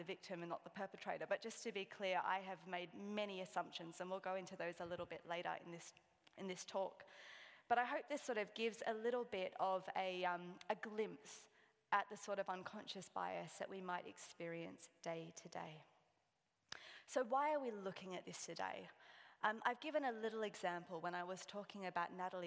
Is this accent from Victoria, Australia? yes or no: no; Sydney, New South Wales, Australia; I'm from Sydney.